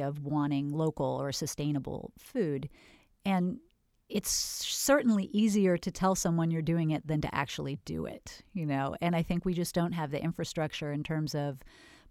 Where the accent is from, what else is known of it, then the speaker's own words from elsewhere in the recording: Northern California, United States; now in Florida, United States; I was from Northern California and moved to Florida